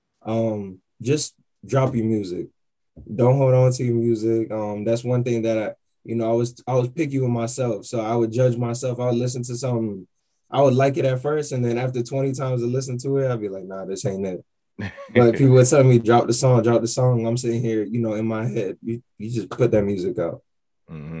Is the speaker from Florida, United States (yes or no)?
yes; Miami, Florida, United States; now in Atlanta, United States; I'm from Miami originally